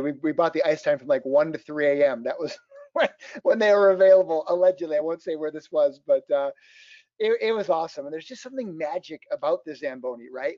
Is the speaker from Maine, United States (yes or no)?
no; Fairmont, Minnesota, United States; I grew up in a little town called Fairmont, Minnesota, about six miles from the Iowa border